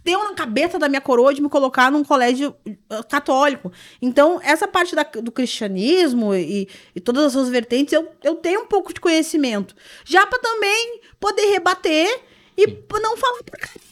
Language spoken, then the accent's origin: Portuguese; Porto Alegre, Rio Grande do Sul, Brazil; Já daqui mesmo, Porto. Sou, sou de Porto Alegre